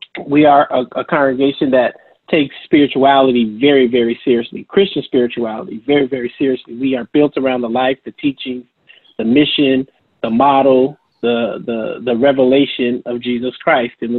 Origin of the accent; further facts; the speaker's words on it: San Francisco, California, United States; also born or lived in Durham, North Carolina; a native San Franciscan